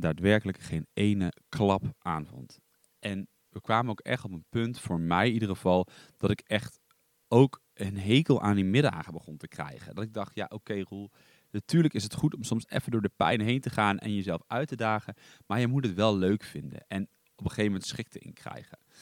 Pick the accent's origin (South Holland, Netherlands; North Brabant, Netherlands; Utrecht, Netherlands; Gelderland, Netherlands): Gelderland, Netherlands; Duiven; also born or lived in Ede; ik kom uit Duiven, dat ligt in het oosten van Nederland. Ik ben daar eigenlijk, nou ik ben daar niet geboren. ik ben geboren in, in Ede. Ehm, daar heb ik heel kort gewoond